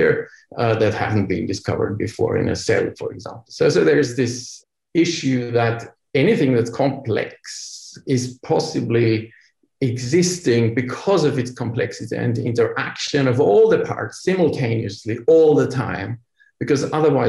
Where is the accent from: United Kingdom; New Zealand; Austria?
Austria; moved away; also born or lived in Vienna; I come from Austria, where when in the days I have studied biology and medicine back then in Austria, 25 years ago now